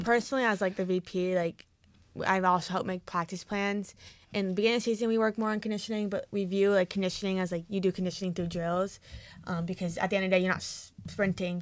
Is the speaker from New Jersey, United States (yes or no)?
yes; New Jersey, United States; moved away as an adult; now in Oregon, United States; I'm from New Jersey, so you hear the accent